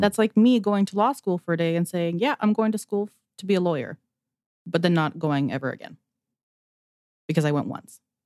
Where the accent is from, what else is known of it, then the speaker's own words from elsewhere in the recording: Alberta, Canada; I'm also from Alberta, Canada